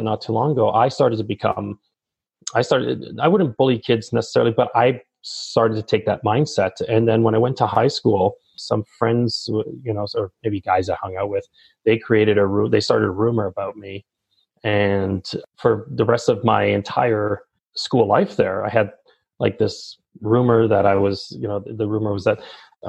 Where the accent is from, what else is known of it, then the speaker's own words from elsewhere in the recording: Toronto, Ontario, Canada; I grew up in Toronto. I'm born and raised here.